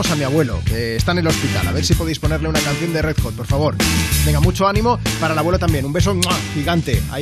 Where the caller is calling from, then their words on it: Sabadell, Catalonia, Spain; soy de Sabadell, Barcelona.